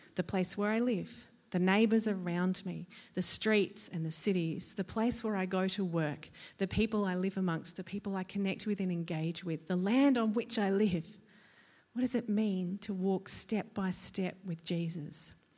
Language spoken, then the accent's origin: English; Australia; as an Australian